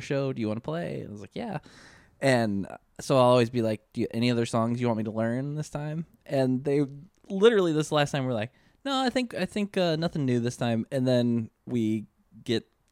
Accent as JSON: {"language": "English", "region": "Michigan", "country": "United States", "said": "Me and Dave both from Michigan"}